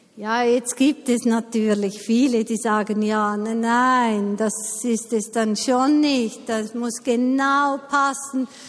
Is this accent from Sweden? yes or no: no; Eastern Switzerland, Switzerland; ich bin in der Ostschweiz aufgewachsen